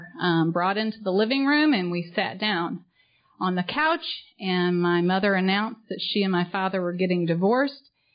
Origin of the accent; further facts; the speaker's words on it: St. Charles, Missouri, United States; moved away as an adult; also born or lived in Poplar Bluff, Missouri / Little Rock, Arkansas; now in Orlando, United States; I grew up in St. Charles, Missouri